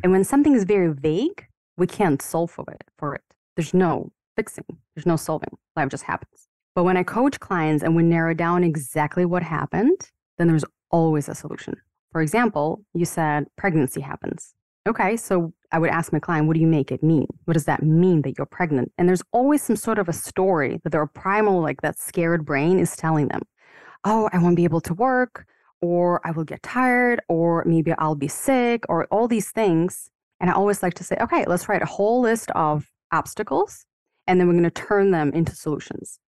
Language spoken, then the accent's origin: English; Ukraine; moved away as an adult; now in United States; I was born and raised in the Ukraine